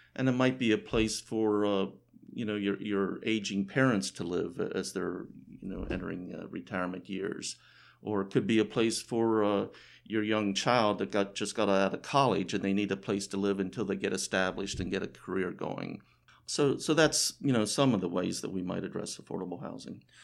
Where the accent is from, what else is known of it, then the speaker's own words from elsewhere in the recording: Frederick County, Maryland, United States; I was born in Frederick County and have lived here most of my life